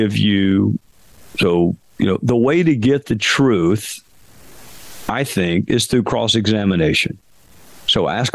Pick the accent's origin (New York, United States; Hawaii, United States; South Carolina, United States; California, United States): South Carolina, United States; Spartanburg; Wofford, which is a small liberal arts school in my hometown